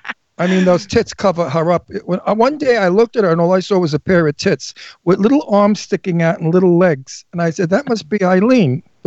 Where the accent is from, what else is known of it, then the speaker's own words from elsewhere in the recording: Brooklyn, New York, United States; born there; also born or lived in Astoria / Garden City / Setauket / Valley Stream; I was born in Brooklyn. I lived in Astoria for some of my life. And then I lived in Garden City. I lived in Setauket.